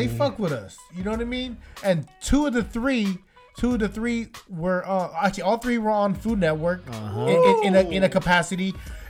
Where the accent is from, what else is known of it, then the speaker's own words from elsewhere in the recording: Bay Area, California, United States; as far as us being born and raised Bay Areans